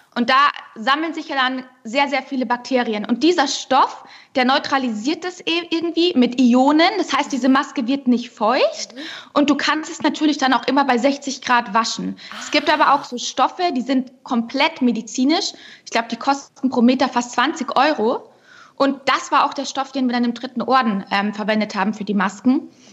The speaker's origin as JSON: {"language": "German", "town": "Unterschleißheim", "region": "Bavaria", "country": "Germany", "tie": "born or raised there", "said": "Ich bin ja auch gebürtige Bayerin"}